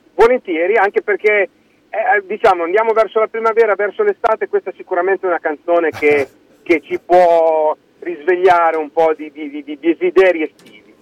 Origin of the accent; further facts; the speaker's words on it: Fano, Marche, Italy; accent: quasi romagnolo; sono, sono, di Fano, di Fano